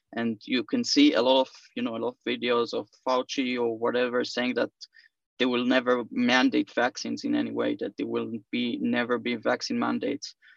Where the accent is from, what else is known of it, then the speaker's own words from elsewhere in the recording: Israel; I'm from Israel